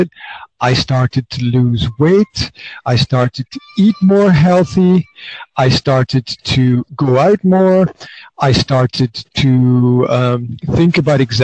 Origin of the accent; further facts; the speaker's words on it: Scotland, United Kingdom; now in Banská Bystrica, Slovakia; Originally, I'm from Scotland